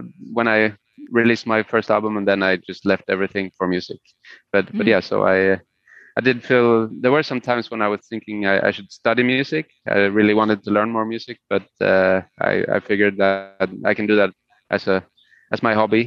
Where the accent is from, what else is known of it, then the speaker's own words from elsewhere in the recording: Sweden; first language Spanish; English is a second language; Swedish is my main language that I always lived in Sweden.